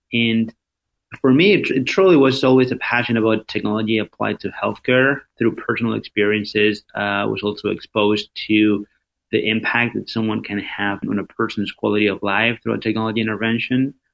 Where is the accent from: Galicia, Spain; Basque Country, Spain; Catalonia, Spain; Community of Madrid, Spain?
Community of Madrid, Spain; Madrid; moved away; I am originally from Spain, born and raised in in Madrid.